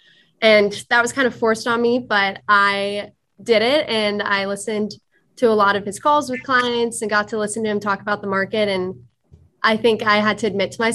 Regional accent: Cincinnati, Ohio, United States; moved away as an adult; now in Dayton, United States; I'm from Cincinnati, and I went to St. Ursula Academy

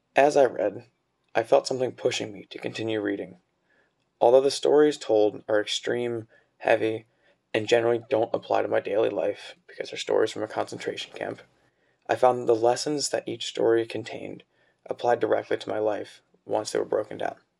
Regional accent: Cincinnati, Ohio, United States; now in Dayton, United States; I'm from Cincinnati, Ohio

